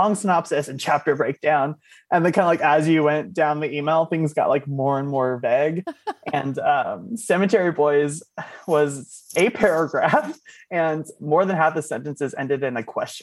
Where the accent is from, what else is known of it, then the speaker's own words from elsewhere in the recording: Oakland, California, United States; I'm from Oakland, California